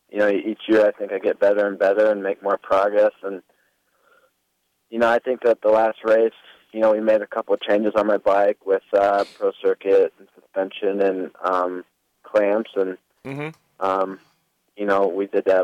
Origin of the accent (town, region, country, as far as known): Arizona, United States; born or raised there